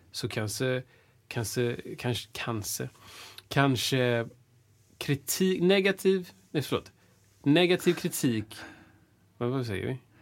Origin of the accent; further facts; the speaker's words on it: Washington, District of Columbia, United States; now in Sweden; jag är född i Washington